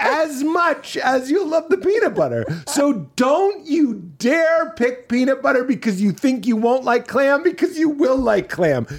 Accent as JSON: {"language": "English", "region": "New England", "country": "United States", "said": "I'm from New England."}